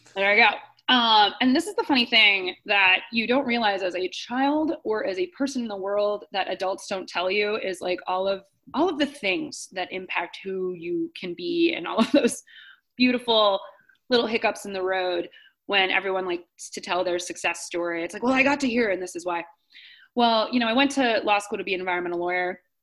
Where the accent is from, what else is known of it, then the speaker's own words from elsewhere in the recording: Akron, Ohio, United States; I grew up outside of Akron, Ohio